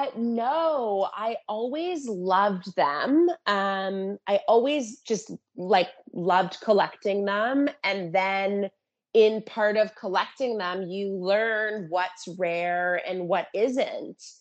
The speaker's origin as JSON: {"language": "English", "town": "Toronto", "region": "Ontario", "country": "Canada", "tie": "born or raised there", "also_born_or_lived": "California", "said": "I was born and raised in Toronto"}